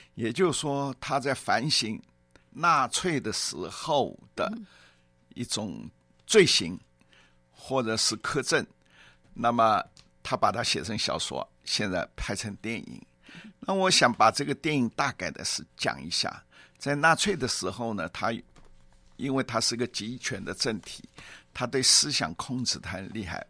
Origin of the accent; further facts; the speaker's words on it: Shanghai, China; moved away; also born or lived in Zhejiang; 我本籍是浙江，但是一直从小在上海